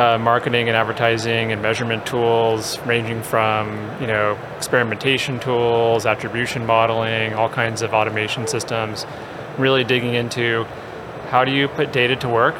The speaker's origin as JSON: {"language": "English", "area": "Orange County", "region": "California", "country": "United States", "tie": "born or raised there", "said": "I grew up in Orange County in California"}